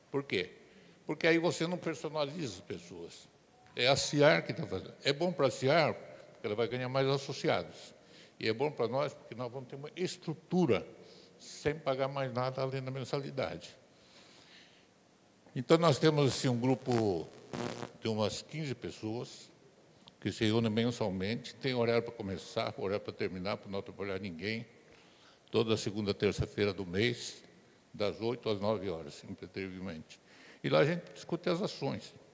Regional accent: Registro, São Paulo, Brazil; sou da cidade de Registro, Vale Olibeira

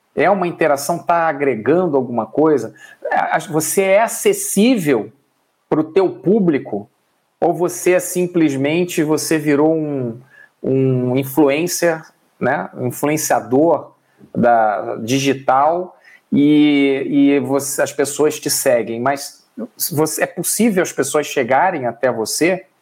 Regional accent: Rio de Janeiro, Brazil; now in São Paulo, Brazil; Eu sou do Rio de Janeiro, hoje moro em São Paulo.

